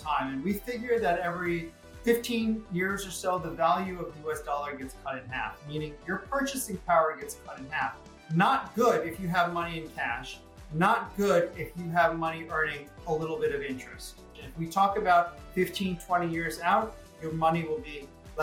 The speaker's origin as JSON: {"language": "English", "town": "Greenwich", "region": "Connecticut", "country": "United States", "tie": "born or raised there", "said": "I grew up in Greenwich, Connecticut."}